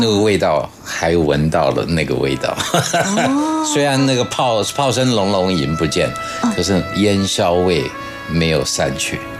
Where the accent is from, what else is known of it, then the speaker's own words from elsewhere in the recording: Guanxi, Hsinchu County, Taiwan; 我小时候是住在新竹的关系哦